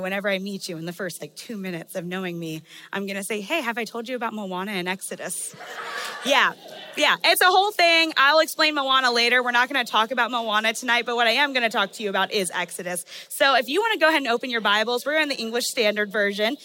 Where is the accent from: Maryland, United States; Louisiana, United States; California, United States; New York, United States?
Maryland, United States; I'm from Maryland, and so I grew up going to the beach